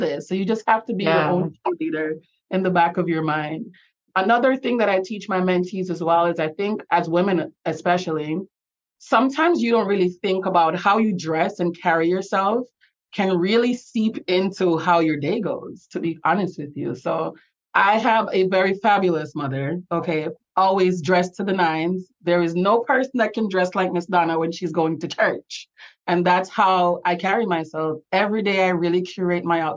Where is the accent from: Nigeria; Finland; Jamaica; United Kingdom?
Jamaica; accent: Jamaican; now in Florida, United States; I have the blessing of being from one of the most beautiful places on earth. And I love being Jamaican